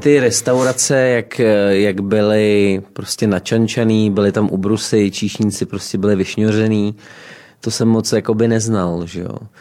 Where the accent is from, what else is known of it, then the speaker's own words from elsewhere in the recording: Rožmitál pod Třemšínem, Central Bohemian Region, Czechia; Rožmitál pod Třemšínem, 70 km jižně od Prahy, okres Příbram